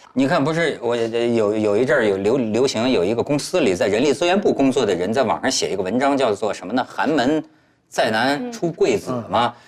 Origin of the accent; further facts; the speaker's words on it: Hebei, China; 我们河北人